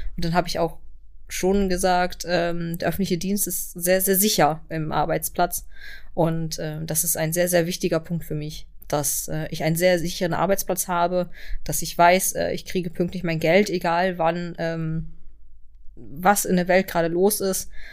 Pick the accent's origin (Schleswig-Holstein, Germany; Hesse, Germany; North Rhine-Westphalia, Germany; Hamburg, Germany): Schleswig-Holstein, Germany; Kiel; ich komme hier aus Kiel